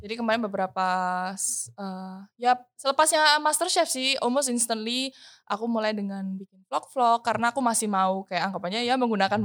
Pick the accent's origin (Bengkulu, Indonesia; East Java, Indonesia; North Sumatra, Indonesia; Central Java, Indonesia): East Java, Indonesia; Surabaya; moved away as an adult; now in Jakarta, Indonesia; Aku kan orang Surabaya, hmm. terus aku well, as now I'm recording this, I'm in Jakarta